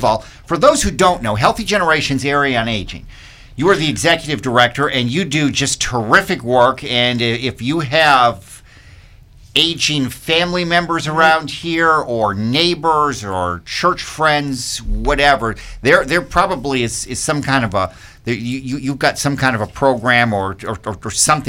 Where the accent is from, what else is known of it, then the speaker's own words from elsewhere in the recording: Michigan, United States; now in Virginia, United States; I'm from Michigan.